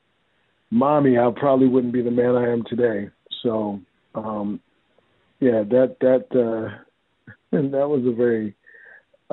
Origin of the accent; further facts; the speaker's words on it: New York City, New York, United States; Born and raised in the Bronx